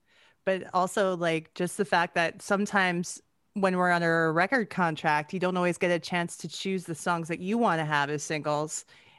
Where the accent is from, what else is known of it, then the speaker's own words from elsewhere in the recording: Edmonton, Alberta, Canada; I'm from Edmonton. That's where I'm right. at right now.